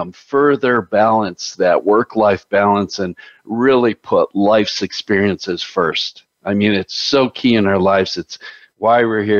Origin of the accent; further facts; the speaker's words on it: Chicago, Illinois, United States; I grew up in Chicago